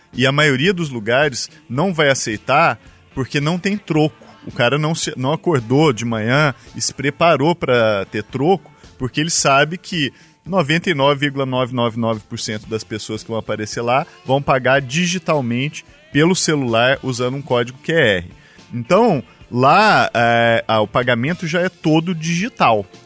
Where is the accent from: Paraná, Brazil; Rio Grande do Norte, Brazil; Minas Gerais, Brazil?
Minas Gerais, Brazil; Araguari; Araguari, a bela cidade de Minas Gerais, onde eu nasci e que eu amo muito